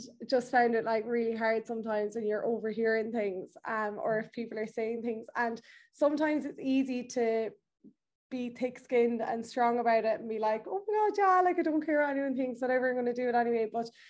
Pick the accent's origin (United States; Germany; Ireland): Ireland; me and Amie are both from small places in Ireland. So as you all know, I'm from Birtill, very small village, absolutely love it, don't get me wrong, absolutely love home, but I suppose we both grew up in kind of rural Ireland.